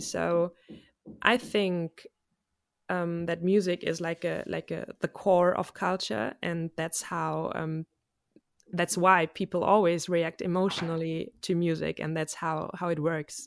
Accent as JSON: {"language": "English", "country": "Germany", "said": "I'm a musician from Germany"}